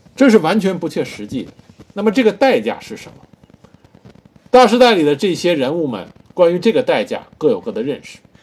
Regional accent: China; 我们中国人

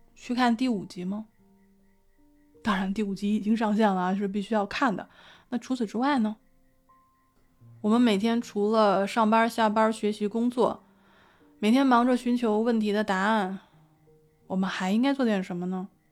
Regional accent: Beijing, China; 我是在北京胡同儿和大杂院儿里长大的

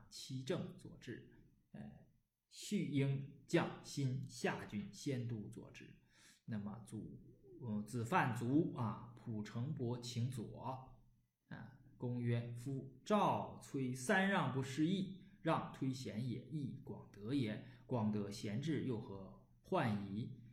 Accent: Northeast China, China; accent: Northeastern dialect; 用我们东北话说

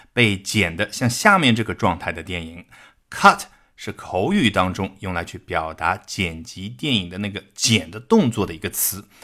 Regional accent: China; 我们中国人

